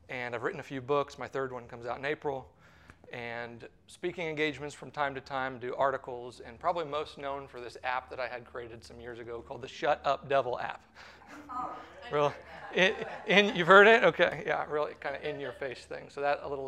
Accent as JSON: {"language": "English", "area": "St. Louis", "region": "Missouri area", "country": "United States", "also_born_or_lived": "Palm Beach, Florida / Pensacola, Florida", "moved": "as an adult", "lives_now": "Orlando, United States", "said": "I'm originally from the St. Louis, Missouri area, a little bit south of there, about an hour south of there"}